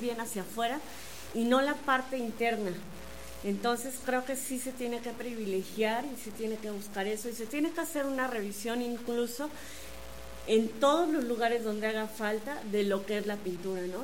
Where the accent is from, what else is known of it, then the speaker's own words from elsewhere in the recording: Querétaro, Mexico; Somos dos queretanos